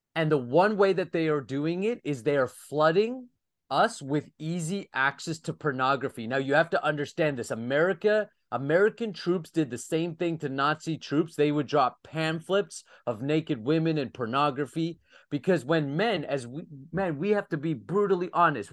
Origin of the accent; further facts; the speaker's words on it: Saint John, New Brunswick, Canada; my hometown in St. John, New Brunswick, Canada